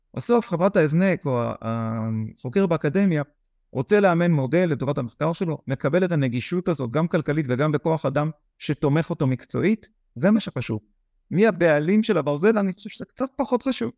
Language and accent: Hebrew; Israel; אנחנו ישראלים